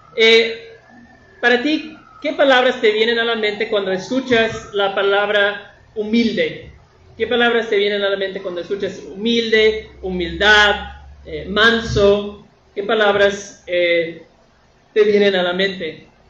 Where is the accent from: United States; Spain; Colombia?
United States; northern United States; moved away; en la tierra de donde yo vengo, del norte de, los Estados Unidos, eh, en mi pueblo hay muchos vaqueros